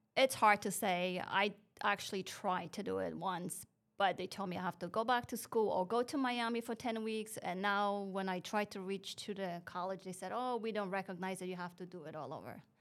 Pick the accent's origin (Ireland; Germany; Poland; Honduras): Poland; moved away as an adult; also born or lived in New York, United States; now in Daytona Beach, United States; I was born and raised in Poland.